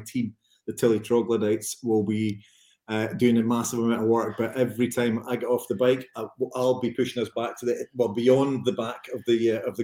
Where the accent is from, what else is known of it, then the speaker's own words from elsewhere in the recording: Renfrewshire, Scotland, United Kingdom; I'm from Renfrewshire